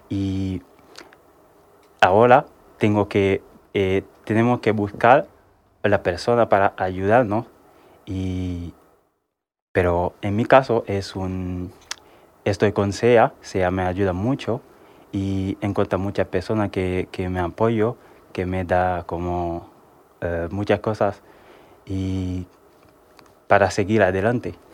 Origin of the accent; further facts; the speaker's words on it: Haiti; moved away as an adult; now in Spain; tengo 27 años, soy de Haití. De Haití. Eh, llevo aquí en España eh, un año